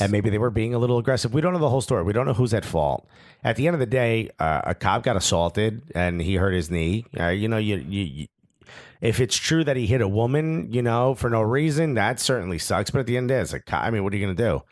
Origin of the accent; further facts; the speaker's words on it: United States; as an American